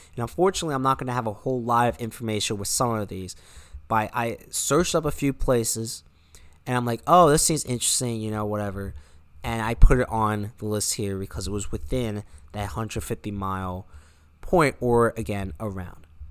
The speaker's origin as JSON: {"language": "English", "country": "United States"}